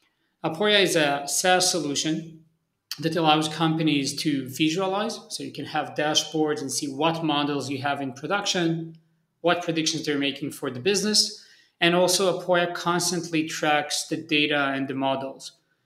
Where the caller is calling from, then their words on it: Tel Aviv, Tel Aviv District, Israel; So I'm usually traveling, but I'm based in Tel Aviv, Israel. So I'm currently joining from Tel Aviv.